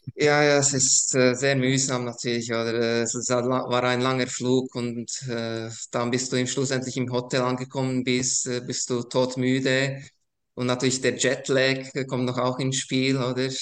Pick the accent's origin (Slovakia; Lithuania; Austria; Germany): Slovakia; Košice, Košice Region; now in Switzerland; ich bin ursprünglich aus der ehemaligen Tschechoslowakei, also heute würde man Slowakei sagen. Äh, ich komme ganz aus dem Osten der Slowakei, äh, Taschau äh, ist eine Altstadt